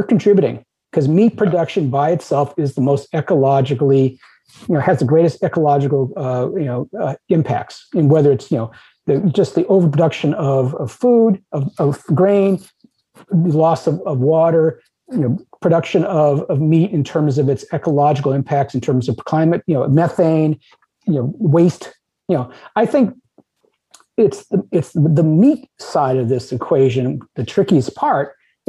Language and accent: English; United States